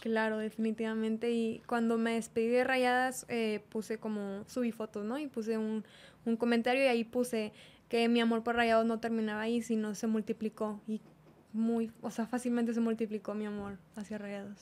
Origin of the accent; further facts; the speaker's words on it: Monterrey, Nuevo León, Mexico; yo soy regia, mm, soy de aquí de Monterrey